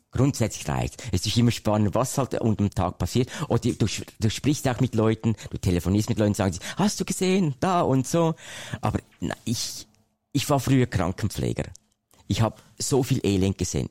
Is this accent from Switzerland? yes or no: yes; Switzerland; Ich komme ja aus der Schweiz, mhm. das hört ihr vielleicht